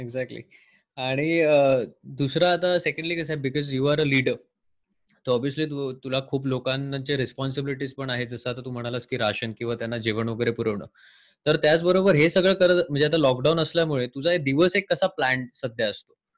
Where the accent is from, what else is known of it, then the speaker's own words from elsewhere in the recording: Sawantwadi, Maharashtra, India; मी सिंधुदुर्गातलं आहे बेस्ट सावंतवाडी हे माझं गाव आहे